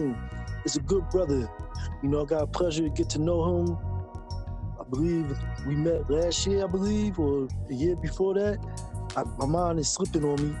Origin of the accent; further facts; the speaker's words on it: Philadelphia, Pennsylvania, United States; I'm from North Philly.